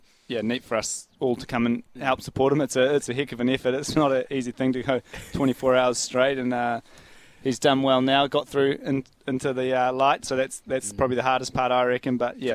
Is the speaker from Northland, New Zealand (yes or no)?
yes; Kerikeri, Northland, New Zealand; So growing up in Kerikeri up north, and I played till I was about 14 or something like